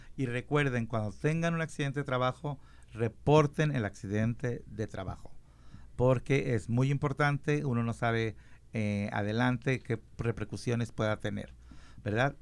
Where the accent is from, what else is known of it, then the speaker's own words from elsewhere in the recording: Mexico; yo soy mexicano